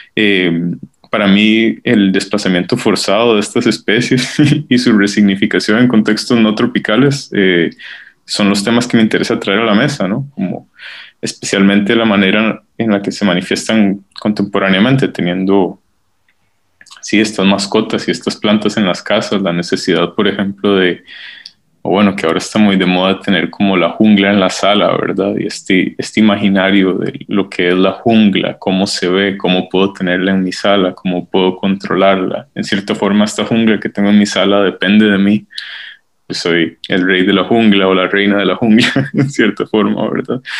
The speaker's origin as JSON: {"language": "Spanish", "town": "San Jerónimo de Moravia", "region": "San José", "country": "Costa Rica", "tie": "born or raised there", "also_born_or_lived": "Canada", "moved": "as an adult", "lives_now": "Basel, Switzerland", "said": "Yo crecí en San Jerónimo de Moravia"}